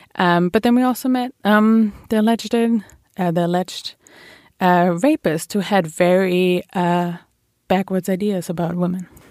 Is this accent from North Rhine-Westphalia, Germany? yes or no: yes; Bielefeld, North Rhine-Westphalia, Germany; English is a second language; moved away as an adult; now in New York, United States; I grew up in uh, Bielefeld, which uh, every German will start laughing about